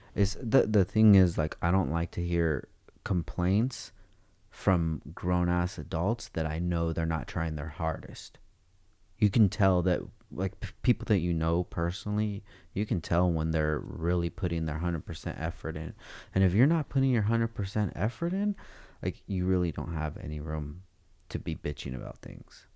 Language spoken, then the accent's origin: English; Oxnard, California, United States; I'm from Oxnard, dude. We just talk different out there